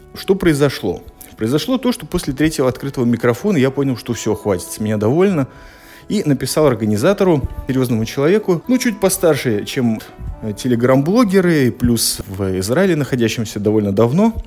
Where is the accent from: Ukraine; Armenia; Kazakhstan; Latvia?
Latvia; Я из Латвии, вы понимаете, что немножко притормозить – это моя национальная черта